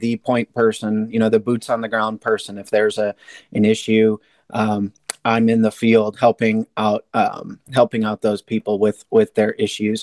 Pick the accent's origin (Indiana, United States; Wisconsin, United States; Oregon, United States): Wisconsin, United States; now in Illinois, United States; I'm from Wisconsin